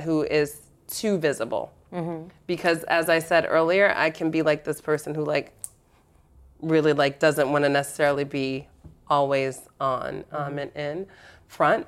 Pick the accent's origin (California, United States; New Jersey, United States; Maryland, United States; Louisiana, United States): New Jersey, United States; I'm from Jersey